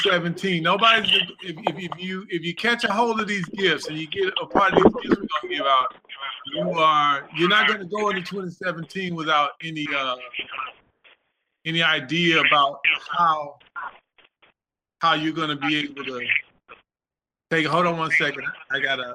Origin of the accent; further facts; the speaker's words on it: Texas, United States; I'm from Texas